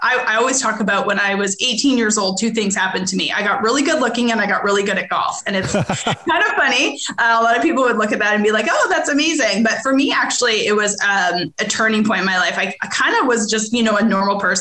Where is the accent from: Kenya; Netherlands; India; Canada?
Canada; Edmonton, Alberta; moved away as an adult; now in Arkansas, United States; I'm originally from Edmonton, Alberta, Canada. I grew up there. I lived there until I was 21.